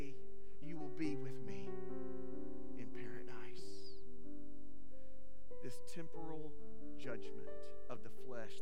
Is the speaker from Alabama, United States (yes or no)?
yes; South Alabama, United States; I'm from South Alabama.